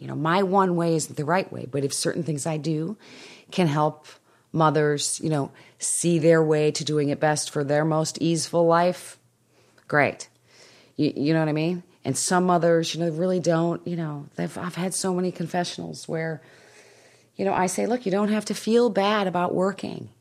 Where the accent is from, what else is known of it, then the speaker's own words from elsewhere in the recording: Winnetka, Illinois, United States; moved away; I am speaking in my hometown